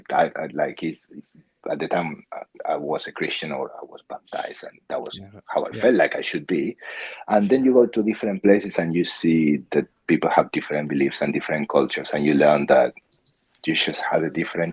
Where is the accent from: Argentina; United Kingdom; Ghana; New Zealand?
Argentina; Patagonia; moved away as an adult; also born or lived in Buenos Aires, Argentina; now in Australia; I was born in Argentina. I lived most of my life in Patagonia.